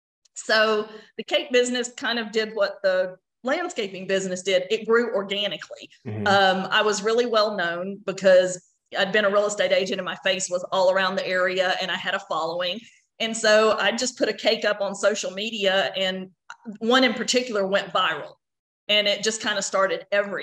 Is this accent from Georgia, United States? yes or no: yes; Athens, Georgia, United States; moved away as an adult; also born or lived in Knoxville, Tennessee; now in Dripping Springs, United States; I was born and raised in Athens, Georgia, and I went to the University of Georgia both for my undergraduate and graduate degrees.